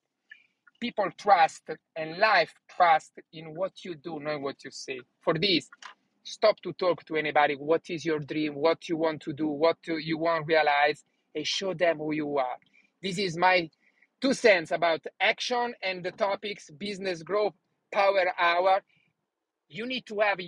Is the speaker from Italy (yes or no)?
yes; Italy; English is a second language; moved away as an adult; now in United States; When I started to live in USA, I didn't speak one word in English.